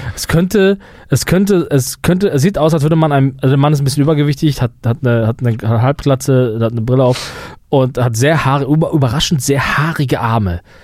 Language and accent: German; Germany; wir Deutschen